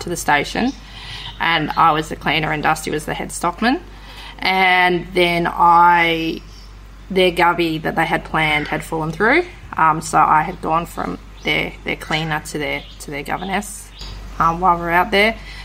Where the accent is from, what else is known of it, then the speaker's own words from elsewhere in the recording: Melbourne, Victoria, Australia; moved away; I grew up in Melbourne, not far out of Melbourne CBD.